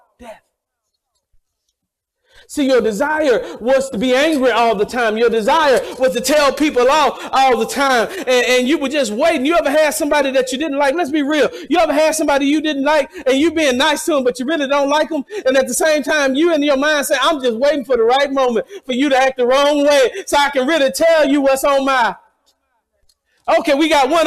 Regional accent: the South, United States; moved away; I'm from the South

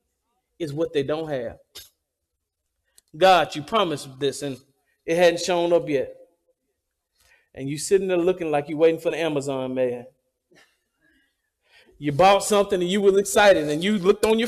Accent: the South, United States; I'm from the South, and I'm proud to be from the South.

